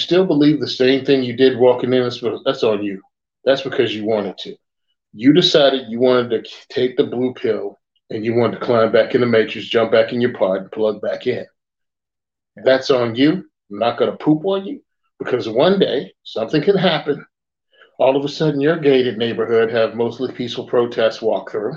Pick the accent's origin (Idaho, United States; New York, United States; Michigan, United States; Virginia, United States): Virginia, United States; rural; moved away; where I came from, I come from Virginia, rural Virginia initially